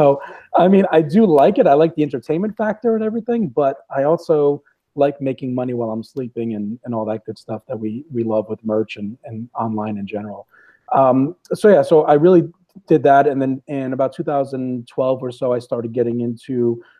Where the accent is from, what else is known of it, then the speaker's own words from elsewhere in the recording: Rhode Island, United States; I'm from New England and from Rhode Island originally